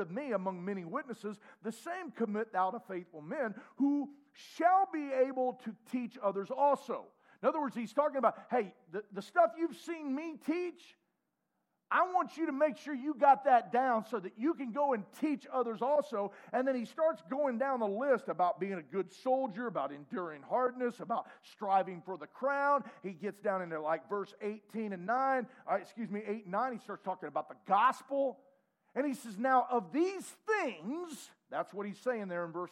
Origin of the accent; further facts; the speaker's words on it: United States; I am as American as you can believe.